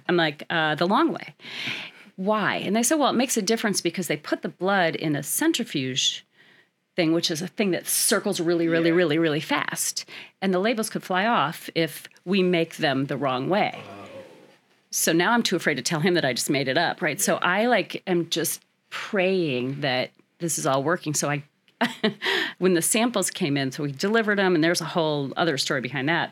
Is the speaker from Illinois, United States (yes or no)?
yes; Peoria, Illinois, United States; I am born and raised in Peoria